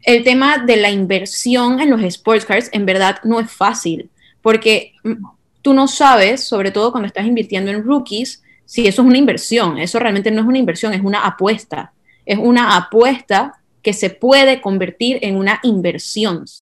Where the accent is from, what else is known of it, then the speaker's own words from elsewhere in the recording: Panama; tengo 28 años, soy de Panamá